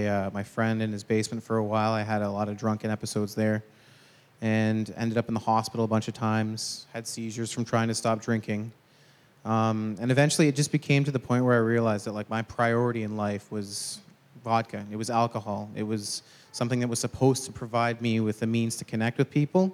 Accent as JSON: {"language": "English", "town": "Brampton", "region": "Ontario", "country": "Canada", "said": "I'm originally from Brampton, Ontario"}